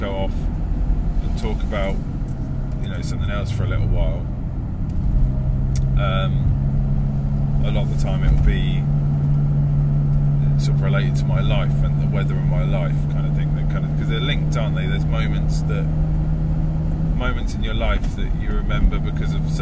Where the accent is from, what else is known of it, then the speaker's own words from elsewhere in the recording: United Kingdom; I'm British